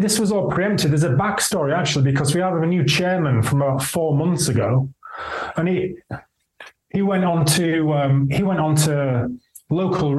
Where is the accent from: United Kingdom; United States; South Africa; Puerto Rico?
United Kingdom; York, Yorkshire and the Humber; born and bred in York